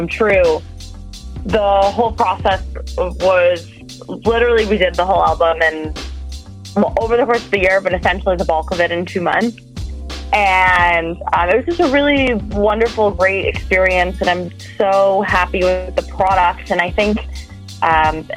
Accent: Detroit, Michigan, United States; moved away as an adult; now in New York, United States; I'm from Detroit originally

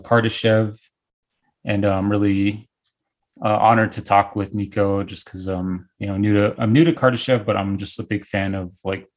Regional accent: Northern Arizona, United States; I'm from Northern Arizona. I grew up around the Navajo Reservation

